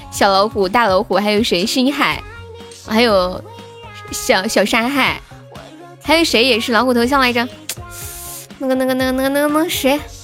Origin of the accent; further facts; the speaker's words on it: Sichuan, China; accent: Sichuanese; 我们四川话